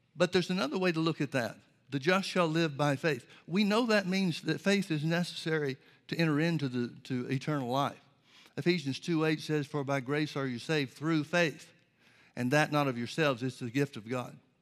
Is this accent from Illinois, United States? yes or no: no; Birmingham, Alabama, United States; I grew up in the Baptist church, Southern Baptist church in Birmingham, Alabama